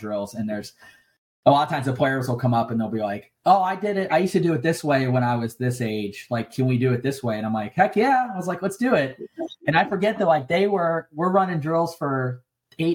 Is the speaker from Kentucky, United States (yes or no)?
yes; Kentucky, United States; moved away as an adult; also born or lived in California; my hometown in Kentucky